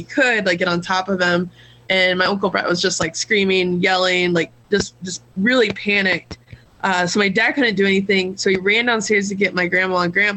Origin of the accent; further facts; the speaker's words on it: Southern Ohio, United States; I'm from Southern Ohio